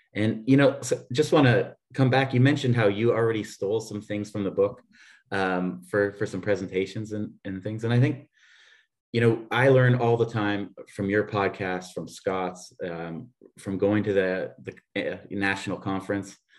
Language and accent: English; Canada; moved away as an adult; now in Vienna, Austria; I'm a Canadian uh, living here in Austria. Um, for 22 years now